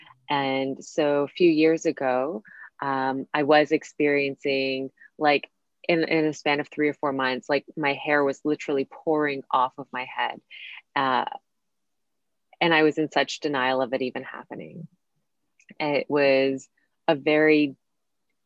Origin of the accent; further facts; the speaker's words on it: Canada; moved away as an adult; also born or lived in Costa Rica / New York; I grew up in Canada